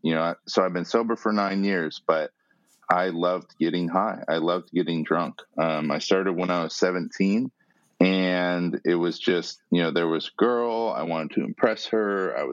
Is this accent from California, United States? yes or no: yes; San Diego, California, United States; born there; I was born in San Diego, mostly a normal life. And, you know, we moved around a lot.